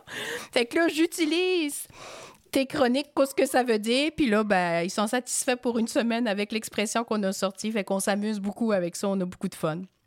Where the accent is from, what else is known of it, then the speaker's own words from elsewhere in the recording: Fatima, Quebec, Canada; moi, je venais de Fatima